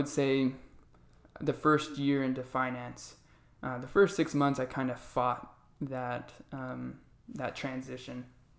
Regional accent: Arizona, United States; So I was born and raised here in Arizona. I love it here.

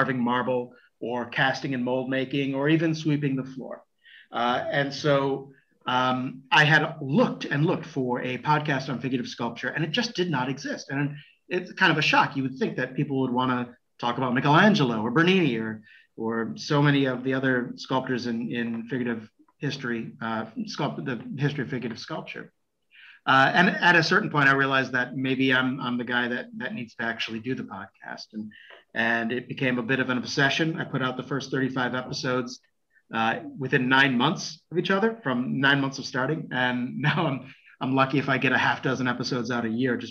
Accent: United States; moved away as an adult; now in Florence, Italy; I'm an American

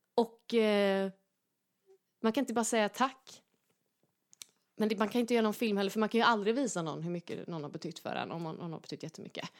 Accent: Gothenburg, Västra Götaland, Sweden; där jag växte upp helt enkelt i, i Göteborg

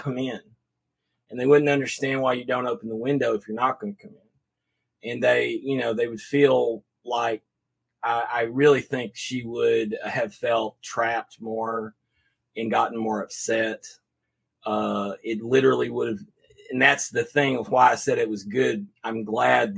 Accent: Waxahachie, Texas, United States; also born or lived in Abilene, Texas / Denton, Texas; I was raised in Waxahachie, but as soon as they got done, I was in Denton

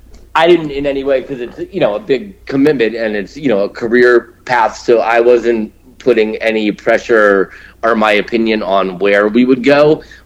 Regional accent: Portsmouth, New Hampshire, United States; moved away; also born or lived in Massachusetts / Boston area; I was born in Massachusetts. I lived outside of Boston until I was about 5. Then the family moved to New Hampshire, Portsmouth, New Hampshire. Just like, you know, 45 minutes north of Boston.

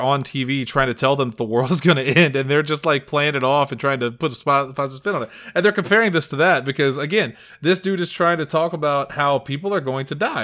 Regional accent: Illinois, United States; I'm from Illinois myself

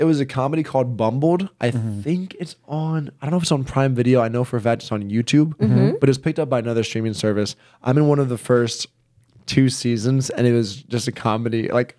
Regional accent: the South, United States; I grew up in the South.

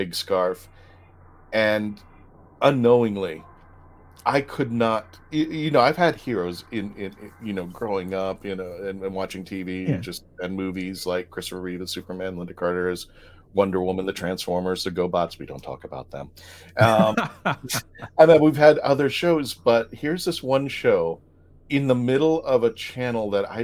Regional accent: Philippines; I'm Filipino

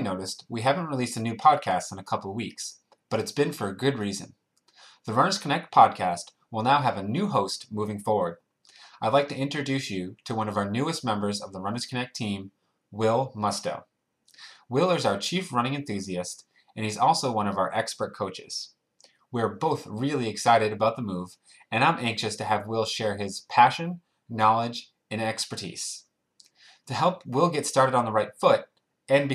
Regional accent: Maine, United States; I'm from Maine originally

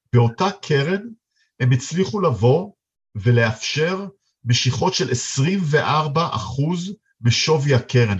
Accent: Israel; בתור ישראלים

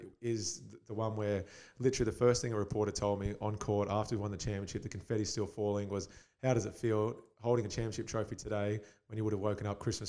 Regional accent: Perth, Western Australia, Australia; when I came from Perth, I was like, I'm a professional athlete.

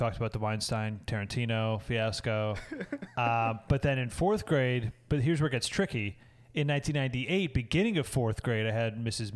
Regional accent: Toms River, New Jersey, United States; also born or lived in Brick, New Jersey; 1998 was also the year I moved with my family. This was big. We moved from Brick to Toms River in New Jersey.

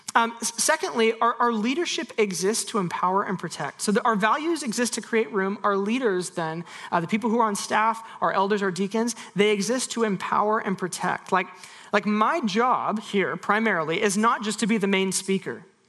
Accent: United States; we have got many traditions as American evangelicals

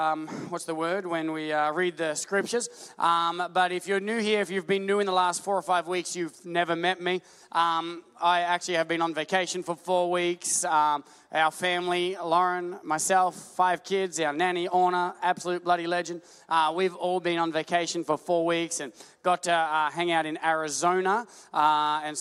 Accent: Australia; we're Australian

